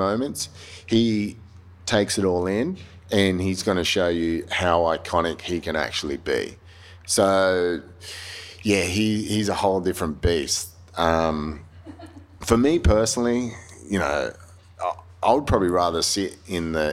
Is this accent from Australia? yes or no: yes; Australia